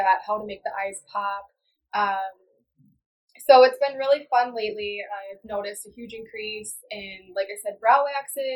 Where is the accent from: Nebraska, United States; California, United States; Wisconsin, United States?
Wisconsin, United States; Edgerton; I'm from Edgerton, Wisconsin, which is like a smaller town in southern Wisconsin